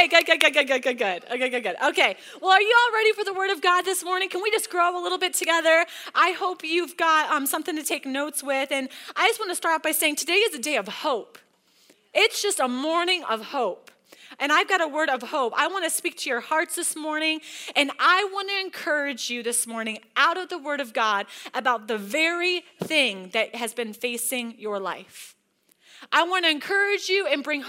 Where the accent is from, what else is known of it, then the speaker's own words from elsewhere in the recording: Holly, Michigan, United States; moved away as an adult; now in Denver, United States; We're from Michigan. I don't know if you guys know that. And it was Holly High School. Y'all know Holly, Michigan